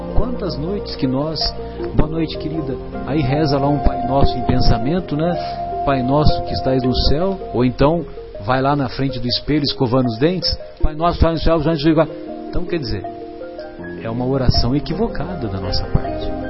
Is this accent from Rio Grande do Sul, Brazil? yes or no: no; São José do Rio Pardo, São Paulo, Brazil; eu frequentava os bancos da Igreja Católica lá na minha cidade, em São José do Rio Pardo